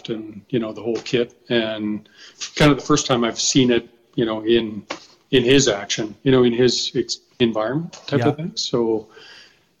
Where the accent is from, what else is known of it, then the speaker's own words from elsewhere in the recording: Fort McMurray, Alberta, Canada; I grew up in Fort McMurray